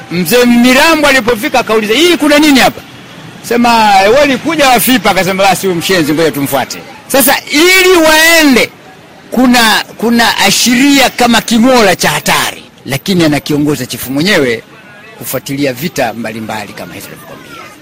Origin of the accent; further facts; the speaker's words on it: Urambo, Tabora, Tanzania; Urambo ndio nyumbani, lakini mkoa wa Tabora